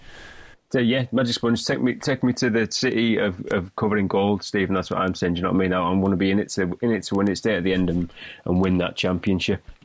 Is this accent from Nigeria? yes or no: no; Stockton-on-Tees, North East England, United Kingdom; we're from Teesside, yep. we're from the northeast of England, Stockton-upon-Tees.